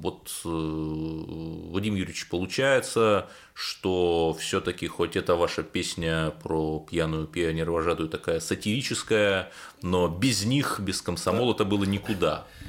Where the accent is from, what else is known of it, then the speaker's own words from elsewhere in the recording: Cherepovets, Vologda Oblast, Russia; moved away; состоялся в Череповце. Это мой родной город